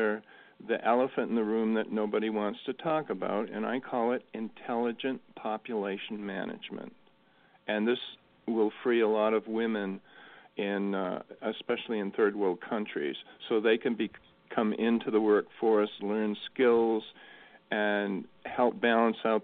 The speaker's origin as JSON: {"language": "English", "region": "Maine coast", "country": "United States", "tie": "born or raised there", "said": "growing up in the Maine coast"}